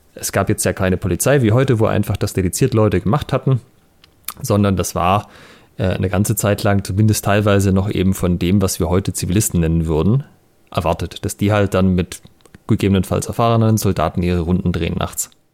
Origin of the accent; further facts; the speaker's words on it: Southern Germany, Germany; ich bin ja hier in Süddeutschland auf dem Dorf aufgewachsen